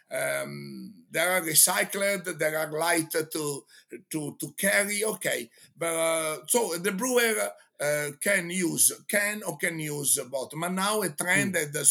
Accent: Genoa, Liguria, Italy; English is a second language; you know, I'm from Genoa. I am I am a judge in the World Championship of pesto sauce.

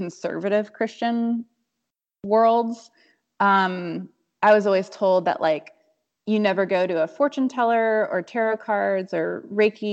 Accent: Atlanta, Georgia, United States; I grew up in Atlanta, Georgia, and it's like, you know, conservative Bible Belt South

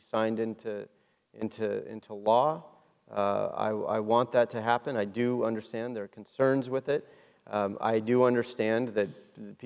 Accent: Washington, United States; moved away; I was raised in Washington State where we grow apples and berries

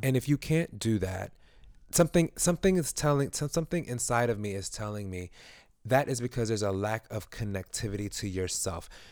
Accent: New York City, New York, United States; I grew up in East New York

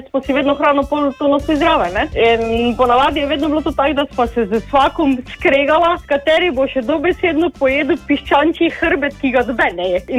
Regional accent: Muta, Carinthia, Slovenia; doma sem iz Mute in mi tu rečemo, naprimer, pripravljeni smo za na morje

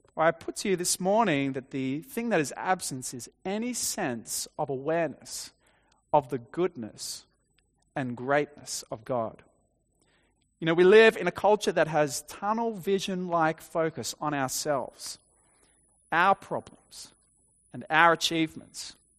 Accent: Dapto, New South Wales, Australia; I grew up on the South Coast, uh, in Dapto

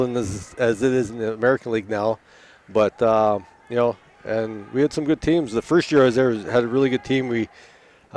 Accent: Thunder Bay, Ontario, Canada; moved away; I grew up with Peter in Thunder Bay

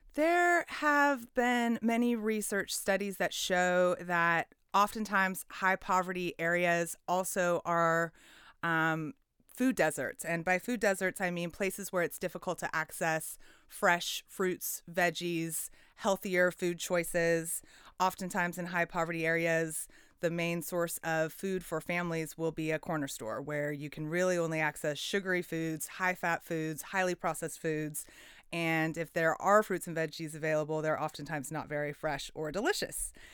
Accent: Portland, Oregon, United States; I, I grew up in Southeast Portland

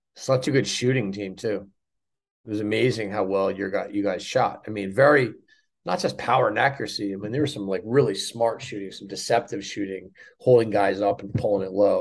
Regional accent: Providence, Rhode Island, United States; my hometown of Providence, Rhode Island

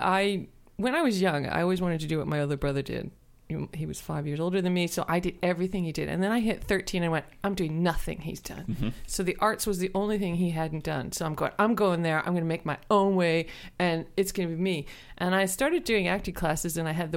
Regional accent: Canada; I'm Canadian

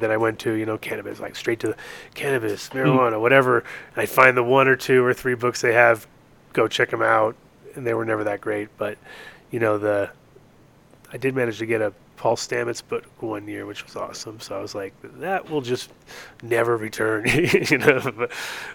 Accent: Rhode Island and New York, United States; moved away as an adult; also born or lived in Europe; now in Denver, United States; I grew up in Rhode Island and New York in that area too

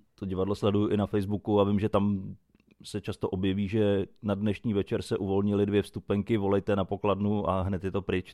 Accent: Nymburk, Central Bohemian Region, Czechia; u nás v Nymburce

